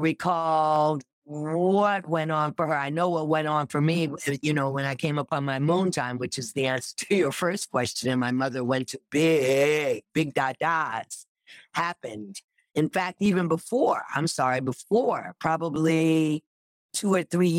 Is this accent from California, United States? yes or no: no; New York City, New York, United States; I grew up in Rochdale Village in New York